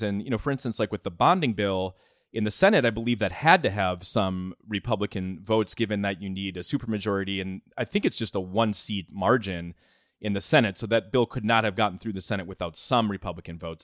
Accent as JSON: {"language": "English", "region": "Minnesota", "country": "United States", "said": "I'm from Minnesota, I covered Minnesota politics for a while"}